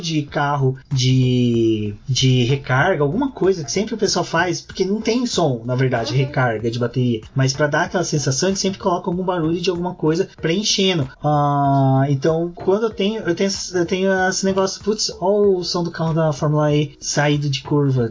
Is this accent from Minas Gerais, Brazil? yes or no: yes; Minas Gerais, Brazil; moved away; a gente tinha costume lá em Minas de colecionar maço de cigarro